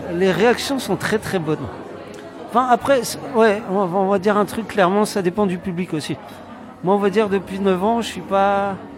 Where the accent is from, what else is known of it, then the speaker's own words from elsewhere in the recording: France; accent: French; now in Poland; j'ai mon accent français de merde